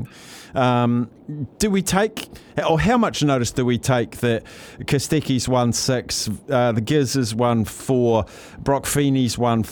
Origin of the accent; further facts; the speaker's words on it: New Zealand; as a Kiwi